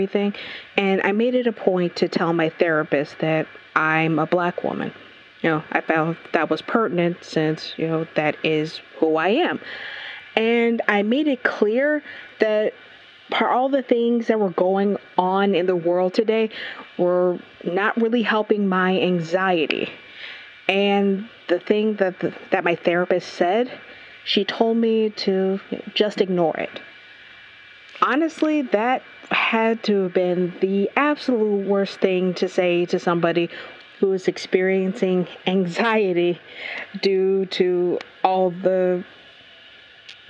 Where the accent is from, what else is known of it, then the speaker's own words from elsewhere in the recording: Buffalo, New York, United States; I'm from Buffalo, New York